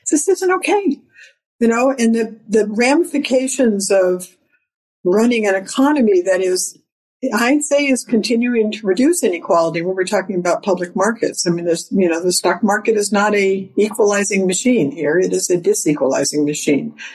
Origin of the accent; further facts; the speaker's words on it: California, United States; moved away as an adult; now in New York City, United States; I live in New York City, but I grew up in California